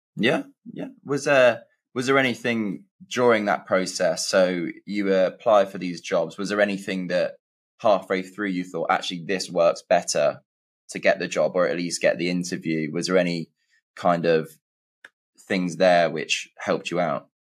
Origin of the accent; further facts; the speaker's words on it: England, United Kingdom; I'm from England and I went to uni in England